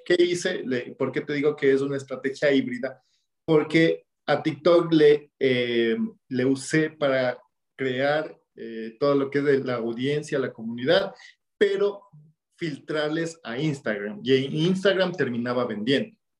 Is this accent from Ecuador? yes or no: yes; Ecuador; en mi país, en Ecuador